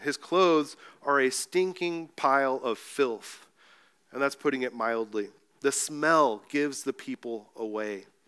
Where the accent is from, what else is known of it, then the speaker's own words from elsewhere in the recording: Mexico; moved away; also born or lived in Escondido, California; I grew up in Mexico